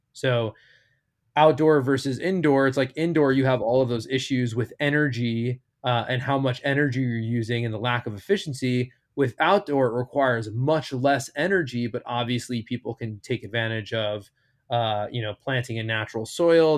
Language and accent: English; outside of New York City, United States; moved away as an adult; now in California, United States; I'm from New York, I grew up, born and raised outside of New York City